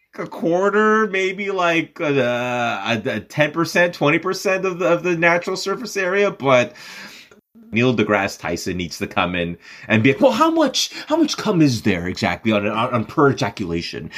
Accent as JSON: {"language": "English", "town": "Montreal", "region": "Quebec", "country": "Canada", "tie": "born or raised there", "also_born_or_lived": "Los Angeles", "said": "born and raised in Montreal, now living part-time in Los Angeles"}